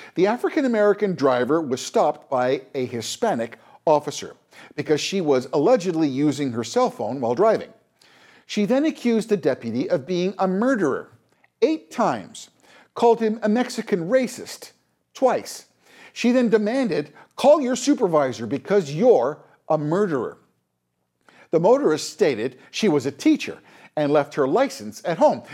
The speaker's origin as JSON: {"language": "English", "country": "Canada", "said": "as a Canadian"}